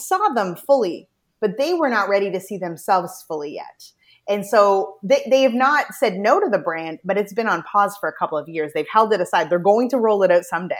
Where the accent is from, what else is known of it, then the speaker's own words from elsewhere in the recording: New Brunswick, Canada; also born or lived in Toronto; I'm from Atlantic Canada, the province of New Brunswick